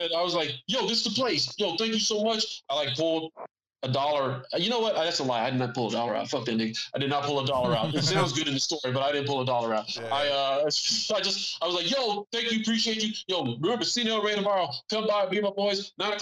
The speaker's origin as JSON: {"language": "English", "town": "San Antonio", "region": "Texas", "country": "United States", "said": "San Antonio"}